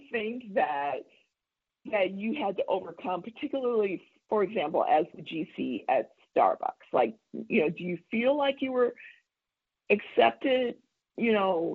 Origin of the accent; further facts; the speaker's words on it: Compton, California, United States; also born or lived in Oklahoma; I'm from Oklahoma, and ended up, my parents were the only ones who left Oklahoma, and they were brilliant to do that, and we ended up in California when I was 7, so I'm pretty much a California girl